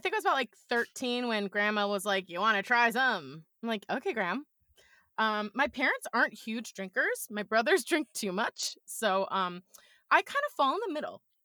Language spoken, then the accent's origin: English; New York, United States; also born or lived in Buffalo; I'm a New Yorker